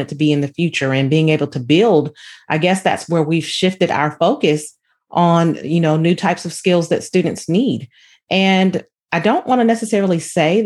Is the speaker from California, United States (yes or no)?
yes; San Diego, California, United States; Being from San Diego, my father was in the military